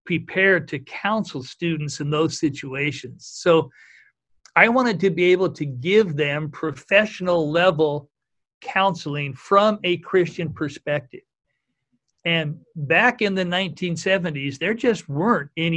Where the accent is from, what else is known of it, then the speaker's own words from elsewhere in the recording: Cottage Grove, Oregon, United States; I grew up in Cottage Grove, Oregon